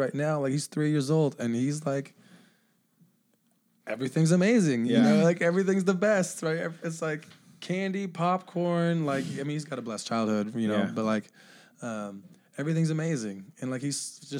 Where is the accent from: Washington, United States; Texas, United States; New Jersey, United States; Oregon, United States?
Washington, United States; Bellevue; born or raised there; also born or lived in Honolulu, Hawaii